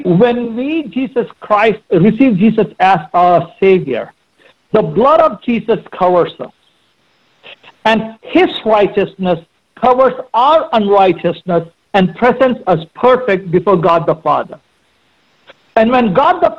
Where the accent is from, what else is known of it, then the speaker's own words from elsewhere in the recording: India; moved away; I grew up in India